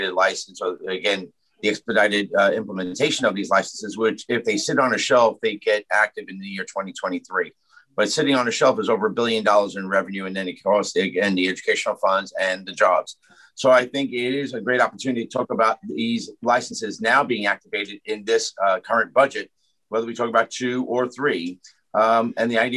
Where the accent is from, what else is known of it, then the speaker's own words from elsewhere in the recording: New York City, New York, United States; I did grow up in the shadows of Aqueduct. Aqueduct is in Ozone Park, my hometown